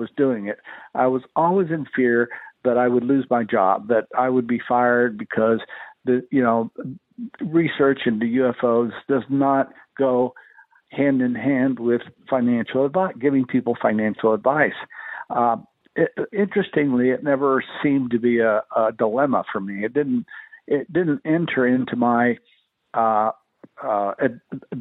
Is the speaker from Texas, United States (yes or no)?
yes; El Paso, Texas, United States; born or raised there